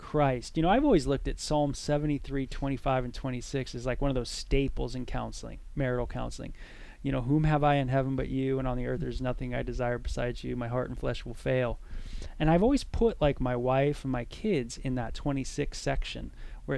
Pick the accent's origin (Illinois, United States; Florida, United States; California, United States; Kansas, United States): California, United States; Los Angeles; growing up in San Fernando